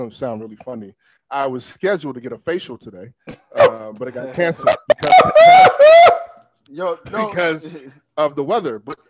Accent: Maryland, United States; growing up in Maryland

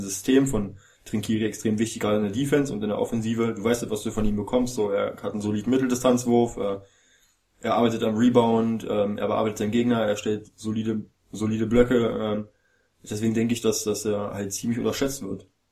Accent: Berlin, Germany; ich als Berliner

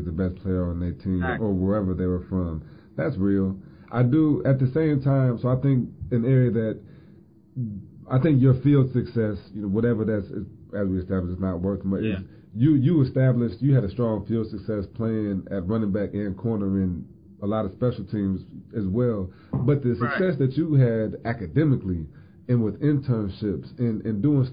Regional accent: Indiana, United States; I'm from Indiana

